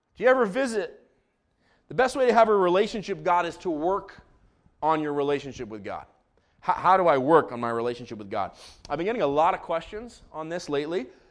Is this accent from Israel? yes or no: yes; Israel; moved away; Actually, I'm from Israel. I grew up in Israel.